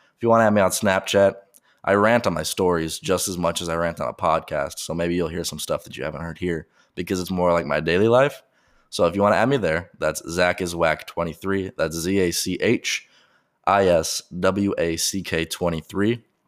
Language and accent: English; Colorado Springs, Colorado, United States; moved away as an adult; also born or lived in Oklahoma; I'm from Colorado, and I'm from Colorado Springs, which is a up-and-coming city